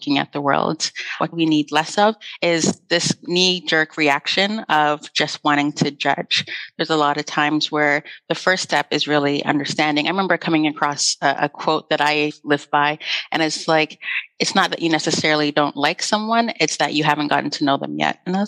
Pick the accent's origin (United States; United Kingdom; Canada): Canada; Growing up in Canada